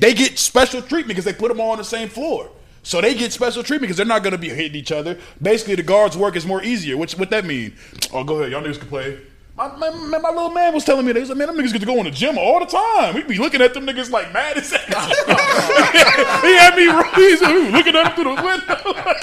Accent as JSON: {"language": "English", "region": "Minnesota", "country": "United States", "said": "I'm from Minnesota"}